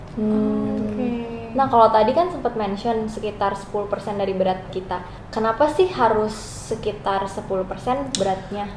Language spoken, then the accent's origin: Indonesian; Indonesia; kita orang Indo